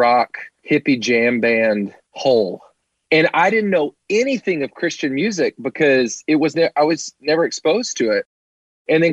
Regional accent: Cookeville, Tennessee, United States; I grew up in Cookeville, Tennessee

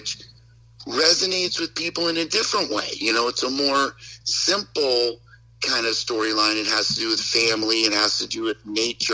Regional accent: Westport, Connecticut, United States; I grew up in Westport, Connecticut

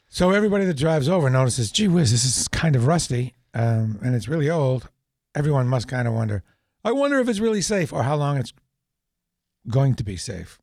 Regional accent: New Hampshire, United States; moved away; I'm from New Hampshire

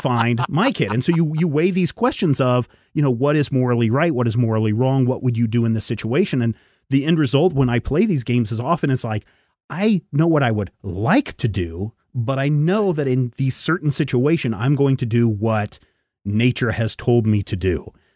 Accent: United States

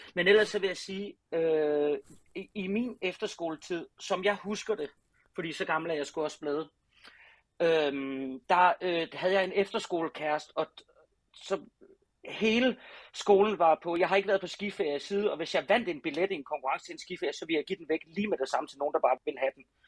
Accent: Southern Denmark, Denmark; på Ærø, hvor jeg er fra

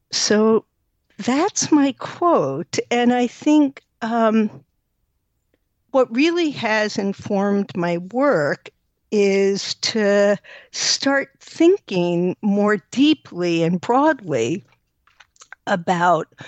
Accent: New York, United States; now in Evanston, United States; Uh, New York.

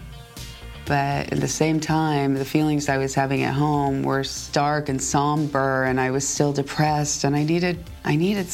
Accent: Los Angeles, California, United States; moved away as an adult; also born or lived in Japan; I grew up in Los Angeles, California

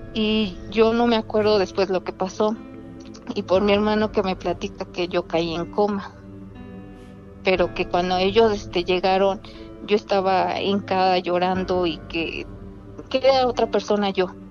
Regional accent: Puebla, Mexico; de la mera capital

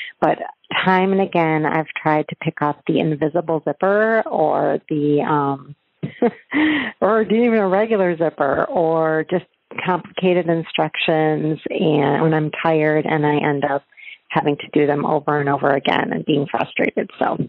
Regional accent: Madison Heights, Michigan, United States; I'm from Madison Heights, Michigan in the U.S.

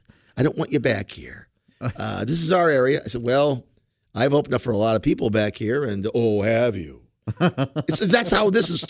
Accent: Ireland; but I'm Irish.

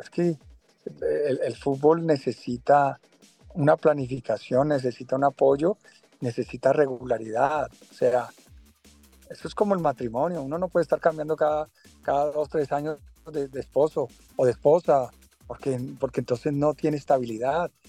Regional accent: Colombia; moved away; le doy gracias a Dios por haber nacido en Colombia, porque donde vaya he representado a Colombia, donde, donde voy, soy colombiano

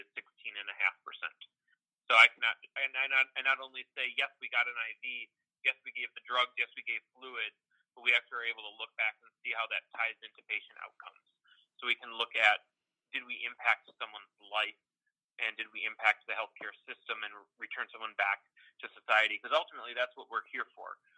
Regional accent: Wisconsin, United States; accent: Midwestern drawl; also born or lived in North Carolina; I'm originally from Wisconsin

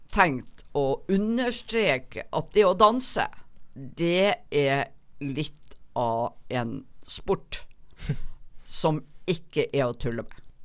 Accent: Northern Norway, Norway; now in Bergen, Norway; kommer nok alltid til å både innrømme og aldri kunne skjule at jeg er nordlending

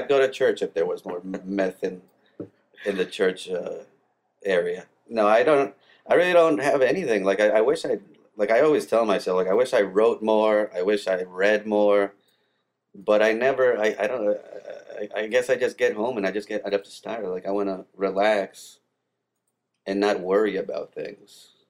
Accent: New Jersey, United States; born there; now in Atlanta, United States; most of my teams are from the New York area because I was born in New Jersey, so I can't see my teams in Atlanta

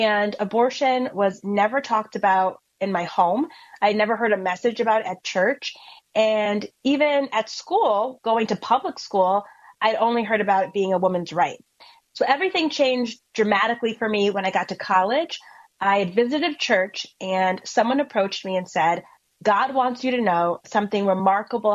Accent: Connecticut, United States; I am from Connecticut. And growing up in Connecticut

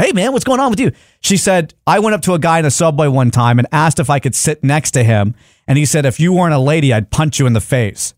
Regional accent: Dallas, Texas, United States; we are from Dallas. We've all grown up in different shady areas of Dallas

